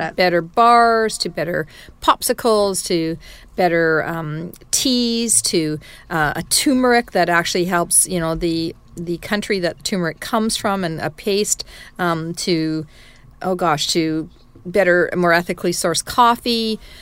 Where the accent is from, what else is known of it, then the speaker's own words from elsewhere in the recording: Canada; as a Canadian, we have such deep expertise in growing pulse